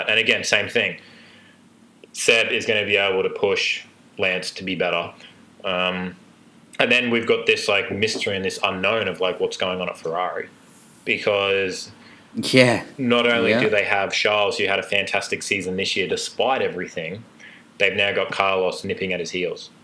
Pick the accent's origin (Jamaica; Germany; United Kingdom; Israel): United Kingdom; England; I'm English